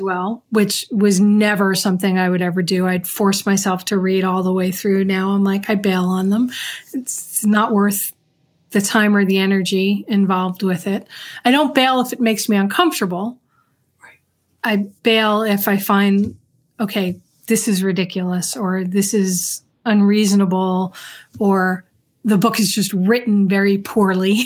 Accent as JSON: {"language": "English", "town": "New York City", "region": "New York", "country": "United States", "tie": "born or raised there", "said": "I grew up in New York in the Bronx."}